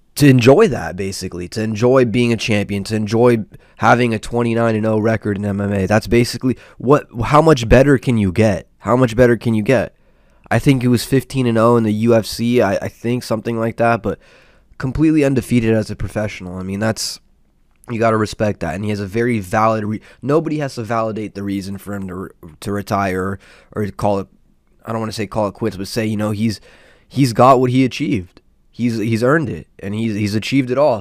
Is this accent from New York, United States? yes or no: no; Southern California, United States; I'm from SoCal and, uh, born and raised over here